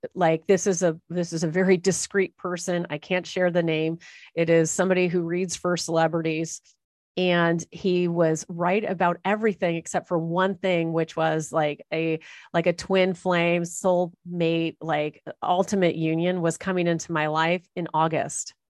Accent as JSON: {"language": "English", "town": "Los Angeles", "region": "California", "country": "United States", "tie": "born or raised there", "said": "people who are born and raised in Los Angeles and Orange County"}